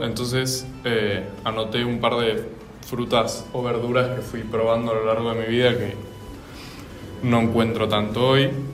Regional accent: Buenos Aires, Argentina; moved away; soy de Buenos Aires, Argentina

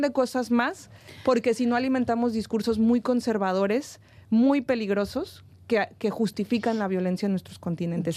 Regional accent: Mexico; Yo siendo mexicana

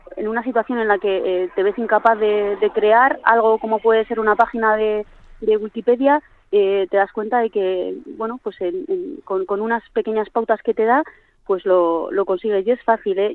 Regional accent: Ribera de Navarra, Navarre, Spain; now in Vitoria, Spain; la página de mi, de mi pueblo eh, a Sagra, en la Ribera de Navarra

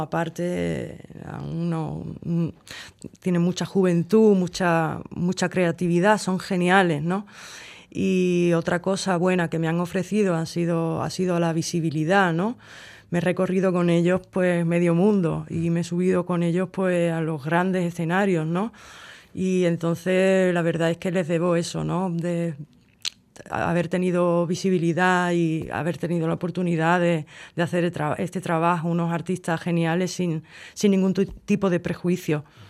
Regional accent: Cádiz, Andalusia, Spain; yo como soy de Cádiz

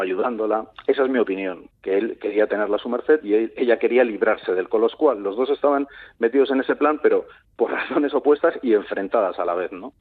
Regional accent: Vilagarcía de Arousa, Galicia, Spain; de donde soy, aunque no de nacimiento me considero, de Vila García de Arousa

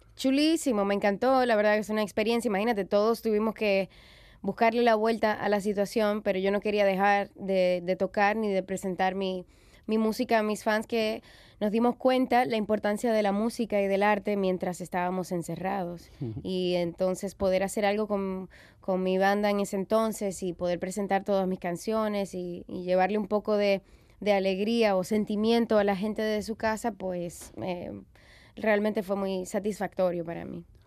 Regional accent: Dominican Republic; soy cantautora, soy dominicana, soy madre

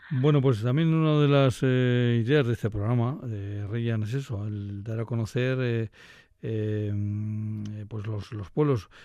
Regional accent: Laguardia, Basque Country, Spain; yo soy de Río soy de La Guardia

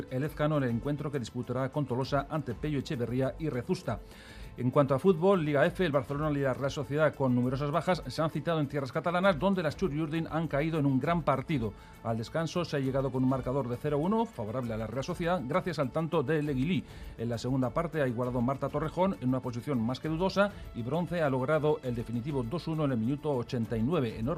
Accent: southern Chile, Chile; estamos haciendo un, tour con la oficina de turismo. Somos del sur de Chile, así que estamos acostumbrados a la lluvia y al frío.

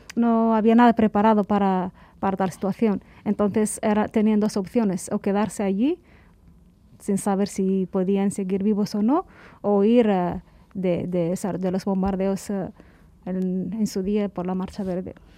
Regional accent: Cuba; moved away as an adult; also born or lived in Dakhla, Western Sahara; hemos pasado eh, nuestra adolescencia, juventud, hemos formado nuestra personalidad allí

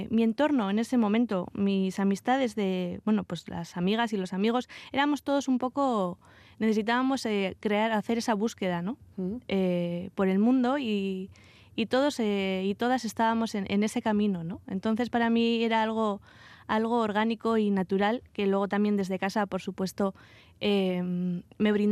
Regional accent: Vitoria-Gasteiz, Basque Country, Spain; moved away as an adult; salí, salí de Vitoria eh, a los 18 años y hace poco regresé a, Álava.

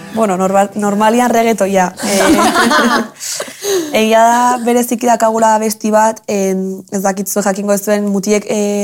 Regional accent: Tolosa, Basque Country, Spain; ni tolosara naiz, tolosan

